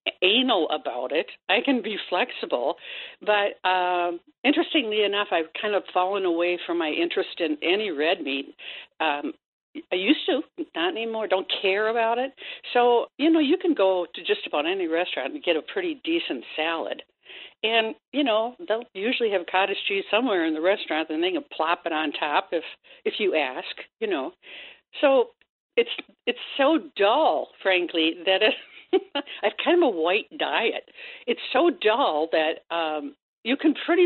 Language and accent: English; Wisconsin, United States; I'm from Wisconsin